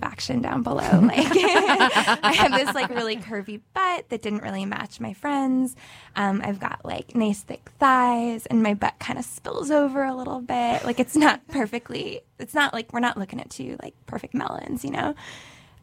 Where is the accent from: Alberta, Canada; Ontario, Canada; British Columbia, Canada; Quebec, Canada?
Quebec, Canada; Montreal; I am from Montreal, Canada